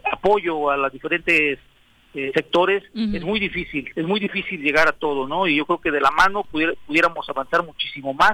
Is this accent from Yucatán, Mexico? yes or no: no; Morelos, Mexico; Somos mexicanos, somos morelenses, somos humanos, pues, los que habitamos en esta tierra y en este pedazo de México